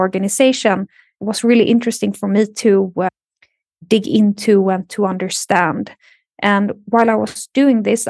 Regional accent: Sweden; also born or lived in Lund / Stockholm; I am born and raised in Sweden, and I live in Stockholm since 2011.

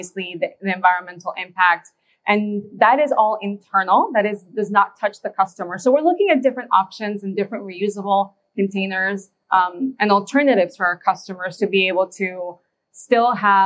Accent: Indiana, United States; where we're from Indiana

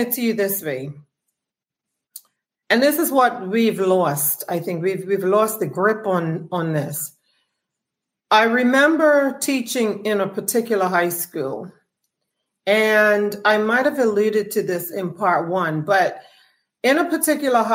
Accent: Bermuda; we're not producing television shows here in Bermuda

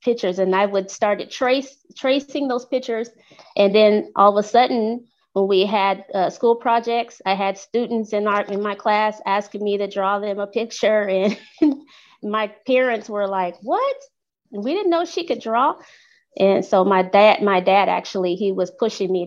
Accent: Los Angeles, California, United States; moved away as an adult; now in Texas, United States; I'm originally from Los Angeles, California

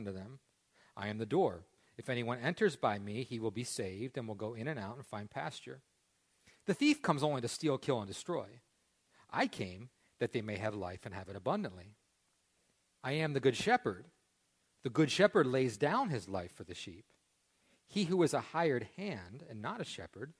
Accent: Parker Ford, Pennsylvania, United States; I grew up here in Parker Ford.

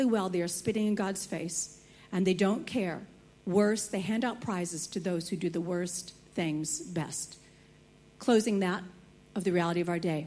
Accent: United States; Growing up in America, I had never heard the gospel

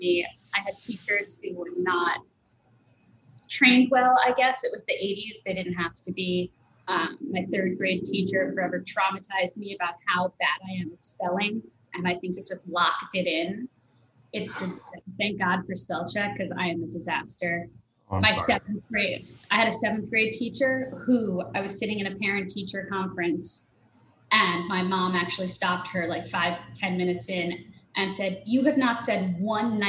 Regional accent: New Jersey, United States; also born or lived in Brooklyn, New York / Rosedale, Queens, New York / Boston; I grew up in New York, New Jersey.

